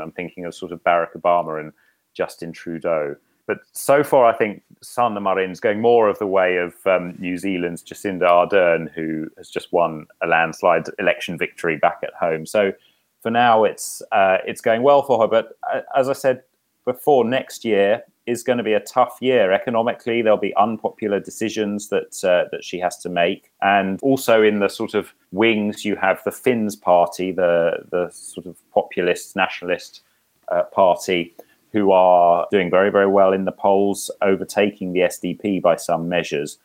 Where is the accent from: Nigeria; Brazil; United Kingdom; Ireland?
United Kingdom; now in Helsinki, Finland; as a Brit